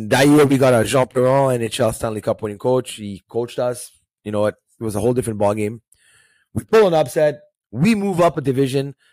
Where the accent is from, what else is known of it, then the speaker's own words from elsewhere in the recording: Israel; born there; I was born in Israel, um, 1982, and uh, that's the year there was the war of Lebanon.